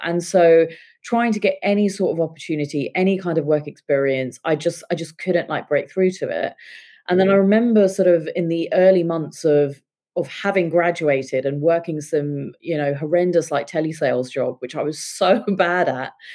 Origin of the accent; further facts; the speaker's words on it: England, United Kingdom; also born or lived in India; I uh, was born and brought up in England, but when I was seven, my parents decided that they wanted us all to move back to India